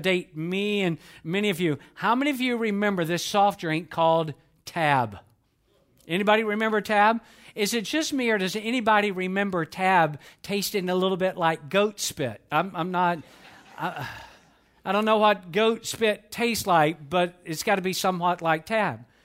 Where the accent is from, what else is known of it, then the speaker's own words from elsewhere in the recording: Atlanta, Georgia, United States; I was born and raised in Atlanta, Georgia.